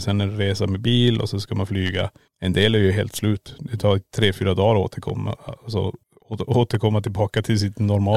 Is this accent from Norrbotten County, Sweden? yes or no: yes; Kiruna, Norrbotten County, Sweden; born or raised there; moved away as an adult; now in Borås, Sweden